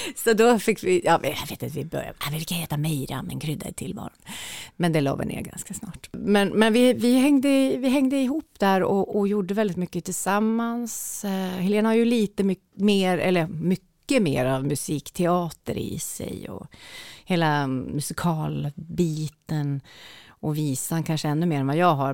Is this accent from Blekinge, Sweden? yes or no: no; Njurunda, Västernorrland County, Sweden; also born or lived in Skönsmon, Sundsvall; jag är ju uppvuxen i Njurunda